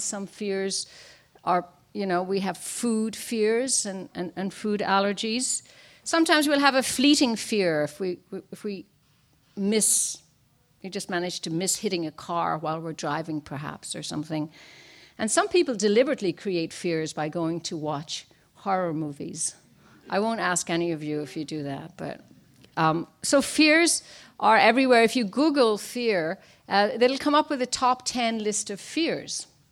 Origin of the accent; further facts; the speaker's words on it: Ireland; now in Washington, D.C., United States; I was born and raised in Ireland.